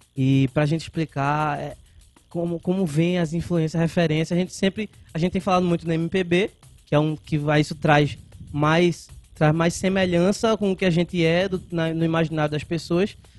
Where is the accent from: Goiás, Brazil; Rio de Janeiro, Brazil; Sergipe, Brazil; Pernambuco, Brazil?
Pernambuco, Brazil; Carpina; also born or lived in Recife / Escada; now in Vitória de Santo Antão, Brazil; eu cresci em Carpina, né? Nas, nós dois nascemos em Recife